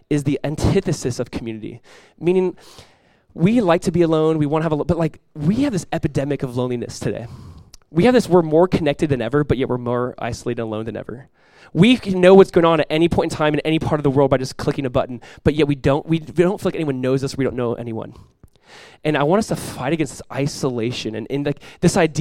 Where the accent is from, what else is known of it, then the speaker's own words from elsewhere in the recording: United States; We're American Christians